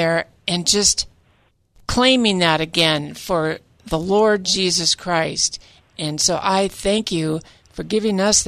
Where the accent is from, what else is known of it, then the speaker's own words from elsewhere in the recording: Central California, United States; also born or lived in Hollywood, Los Angeles; I'm also a native Californian. I grew up in Central California, but I was born right there in Hollywood.